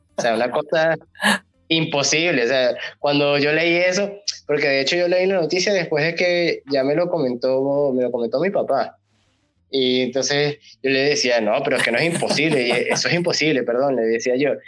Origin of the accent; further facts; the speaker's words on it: Venezuela; nosotros siendo venezolanos